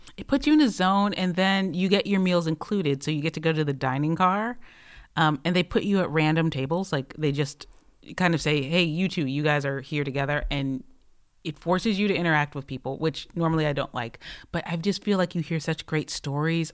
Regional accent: Michigan, United States; now in Los Angeles, United States; I am from Michigan, where water is delicious.

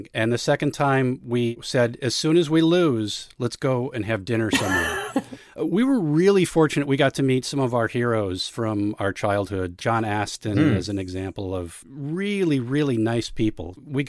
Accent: Hopkins, Minnesota, United States; moved away as an adult; also born or lived in Los Angeles, California; I grew up in Hopkins, Minnesota, which is a western suburb of Minneapolis. Lived in South Minneapolis for many years, moved to Los Angeles for a while, realized I missed trees and lakes and water and moved back here about 15 years ago.

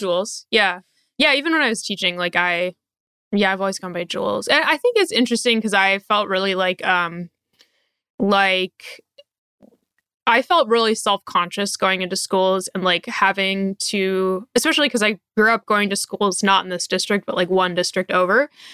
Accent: Portland, Oregon, United States; I live in Portland, Oregon, and, um, I grew up in Portland, but I grew up in the suburbs

